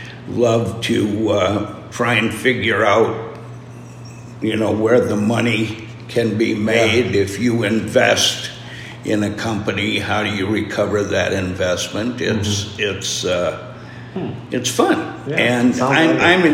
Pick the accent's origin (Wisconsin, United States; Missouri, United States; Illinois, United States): Wisconsin, United States; Alma; now in Winona, United States; I grew up in Elma, and I had the north side of town